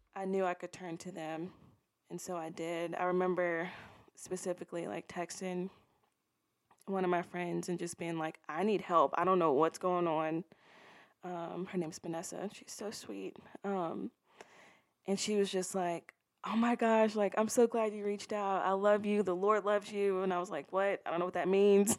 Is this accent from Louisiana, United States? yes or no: yes; Baton Rouge, Louisiana, United States; I was born and raised in Baton Rouge, Louisiana.